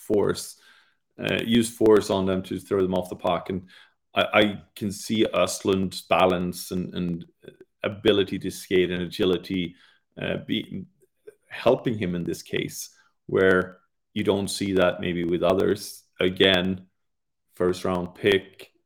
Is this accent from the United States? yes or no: no; England, United Kingdom; being English and Europeans